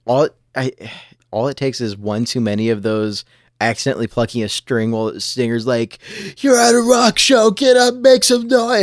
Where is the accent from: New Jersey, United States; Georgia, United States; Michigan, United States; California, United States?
California, United States; Southern; now in Washington, United States; I grew up in Southern California, and I grew up skating